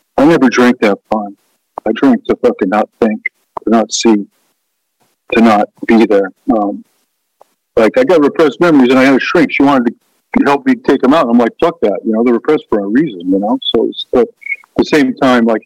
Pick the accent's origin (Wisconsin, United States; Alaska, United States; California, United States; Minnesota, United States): Alaska, United States; Ketchikan; I grew up in Ketchikan, Alaska.